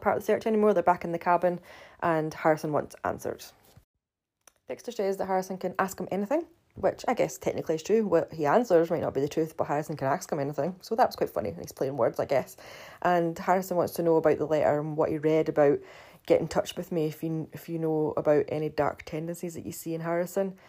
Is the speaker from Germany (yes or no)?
no; Scotland, United Kingdom; I do have, still have my funny accent, funnily enough, 'cause I'm from Scotland